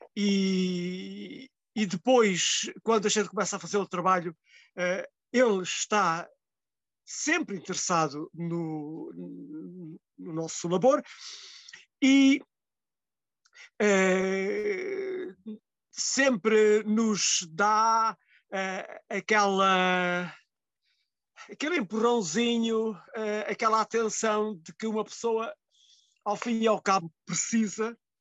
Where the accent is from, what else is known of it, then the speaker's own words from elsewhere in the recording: Mértola, Alentejo, Portugal; Mértola, que é uma terra no fundo do fundo do Alentejo, e uh, que é a minha terra natal e que é a terra que escolhi para viver